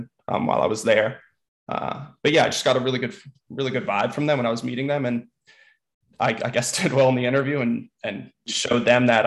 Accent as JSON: {"language": "English", "town": "East Windsor", "region": "New Jersey", "country": "United States", "tie": "born or raised there", "moved": "as an adult", "lives_now": "New York, United States", "said": "I'm from New Jersey originally, born and raised right outside of Princeton, East Windsor, New Jersey"}